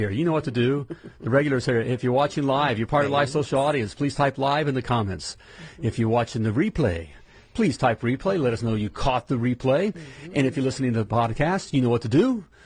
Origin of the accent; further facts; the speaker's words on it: Dayton, Ohio, United States; Let's some clients out of my hometown, Dayton, Ohio.